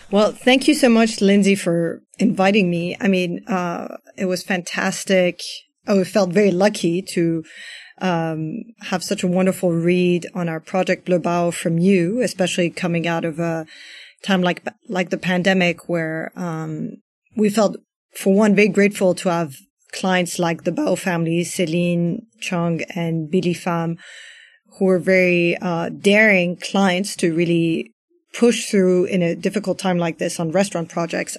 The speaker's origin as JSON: {"language": "English", "town": "Paris", "region": "Île-de-France", "country": "France", "tie": "born or raised there", "also_born_or_lived": "United States", "said": "my family's Iranian, I grew up in Paris"}